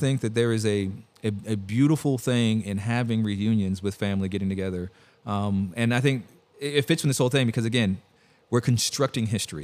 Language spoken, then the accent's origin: English; California, United States; moved away; I'm from California